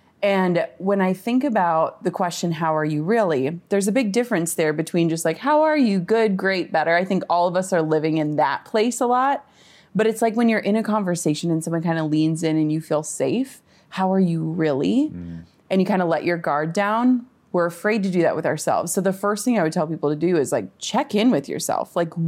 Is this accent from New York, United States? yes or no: no; Minnesota, United States; I'm from Minnesota, like small town. So like traffic for us is like when the stoplight is red.